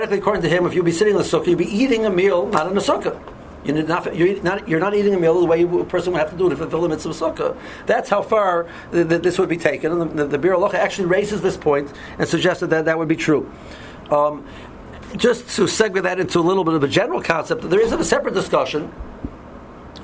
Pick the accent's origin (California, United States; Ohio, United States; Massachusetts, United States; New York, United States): Ohio, United States; Cleveland; I'm from Cleveland